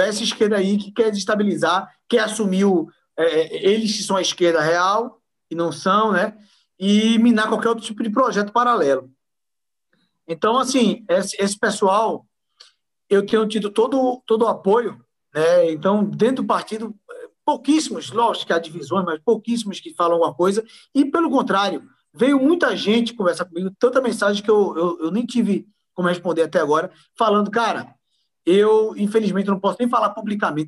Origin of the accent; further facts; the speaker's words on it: Pernambuco, Brazil; eu sou pernambucano